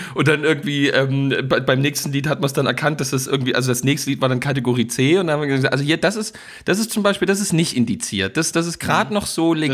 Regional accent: East Germany, Germany; als Ostdeutscher wächst man ja schließlich und ergreifend damit auf

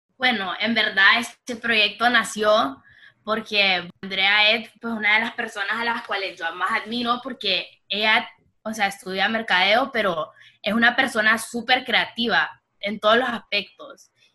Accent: Honduras; also born or lived in Miami, United States; nací en Miami, me crié en Honduras toda mi vida

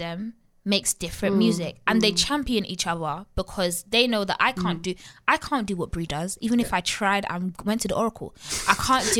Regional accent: Nigeria; I'm Nigerian, so I grew up listening to Afrobeats as well, and my uncle's taking me to the hall parties and stuff.

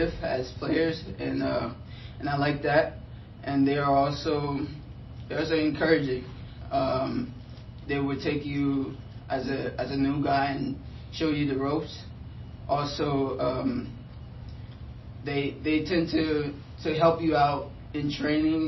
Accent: Liberia; now in United States; originally I'm from Liberia, West Africa

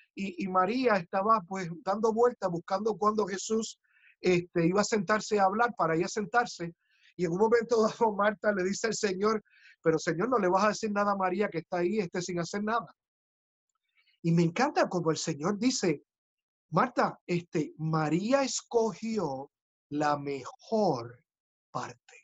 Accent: Puerto Rico; ingeniosos somos los boricuas

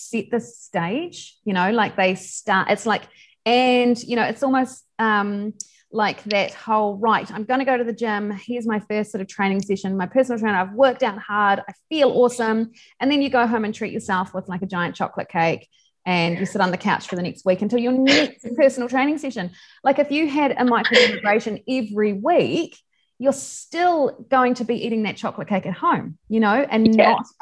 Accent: Invercargill, Southland, New Zealand; I grew up in Invercargill, which is pretty cold. That's in the bottom of New Zealand

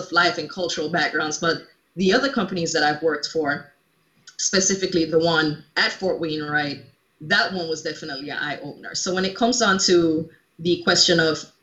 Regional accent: Jamaica; also born or lived in Alaska; now in United States; growing up in Jamaica in like this cultural melting

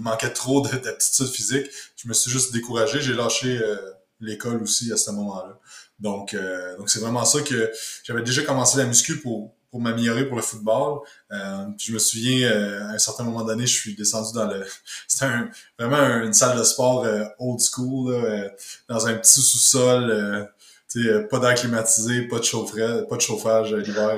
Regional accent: Quebec, Canada; je suis euh, du Québec

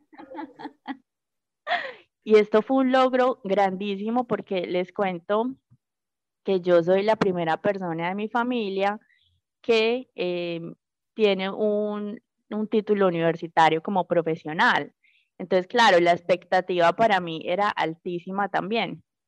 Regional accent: Puerto Berrío, Antioquia, Colombia; soy nacida y criada en el municipio de Puerto de Río. Llevo 28 años en este municipio del Magdalena Medio

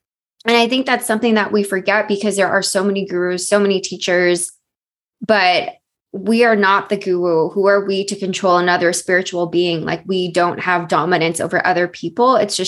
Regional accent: Philippines; And then me being Filipino in Asian culture, we have to be very deferential to elders because they know better.

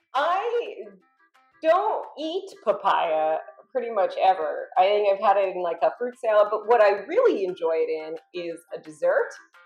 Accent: Florida, United States; now in California, United States; We're in California. We're both originally from Florida.

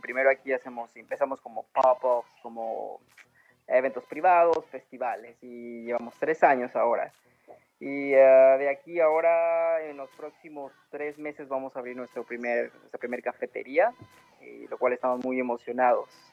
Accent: Oaxaca, Mexico; moved away as an adult; now in Los Angeles, United States; yo soy original, originariamente de Oaxaca, llevo radicando 10 años aquí

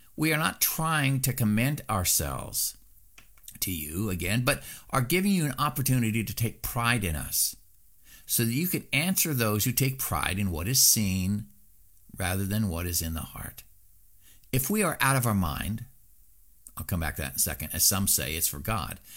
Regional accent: Southeast Alaska, United States; when I was growing up in Southeast Alaska

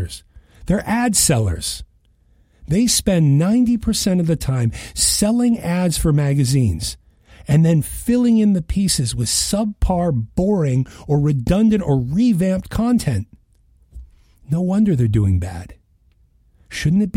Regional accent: Western Massachusetts, United States; I grew up in Western Massachusetts outside of Boston

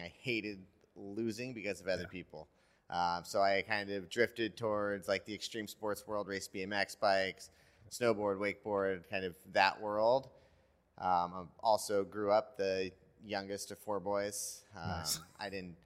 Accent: Petaluma, California, United States; now in Carlsbad, United States; I had a coach in Petaluma where I grew up in Northern California

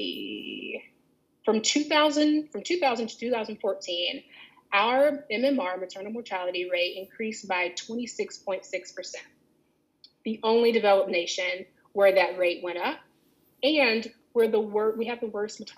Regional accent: Alabama, United States; I grew up in Alabama

